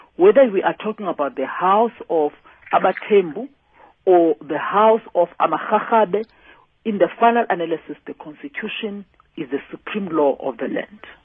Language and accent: English; South Africa; as South Africans